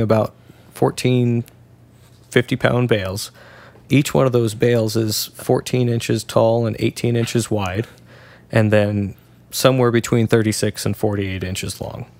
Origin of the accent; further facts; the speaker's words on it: Washington, United States; Now, I'm from Washington